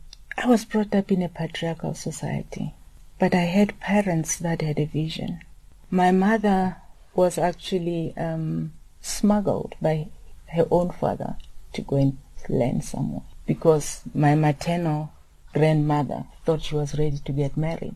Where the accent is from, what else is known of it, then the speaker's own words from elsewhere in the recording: Lesotho; I grew up in exile in Lesotho, and I was fortunate to attend a school that was started by a woman.